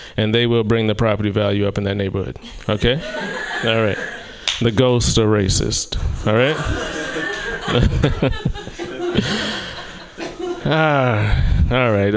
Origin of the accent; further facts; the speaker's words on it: South Carolina, United States; moved away; in my hometown of South Carolina